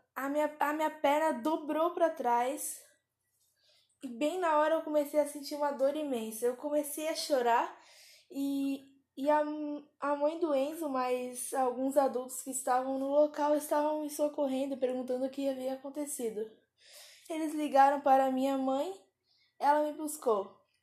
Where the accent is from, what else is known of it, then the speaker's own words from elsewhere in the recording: Pedra Bruta, Brazil; eu tenho 11 anos e eu sou de Pedra Bruta